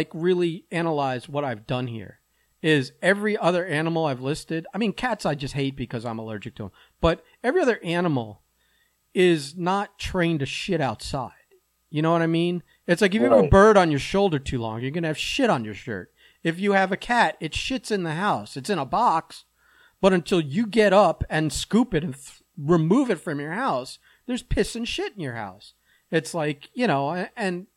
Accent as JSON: {"language": "English", "region": "South Florida", "country": "United States", "tie": "born or raised there", "said": "you and I grew up in South Florida"}